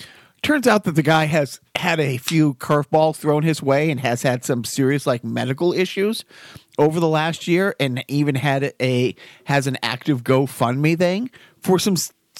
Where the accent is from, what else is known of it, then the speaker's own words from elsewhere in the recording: North Dakota, United States; No, I'm from North Dakota. South Dakota, piece of shit.